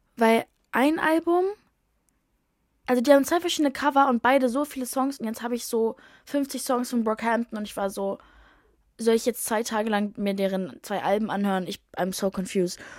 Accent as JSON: {"language": "German", "region": "Berlin", "country": "Germany", "moved": "as an adult", "lives_now": "London, United Kingdom", "said": "meine Heimat, aka Berlin"}